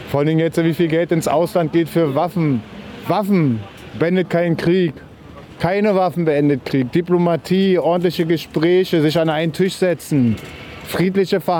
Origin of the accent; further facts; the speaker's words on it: Berlin, Germany; Hey, ich bin kein Rechter, ich komme aus Wedding, meine Freunde sind Polen, Russen, Araber, Jugoslawen.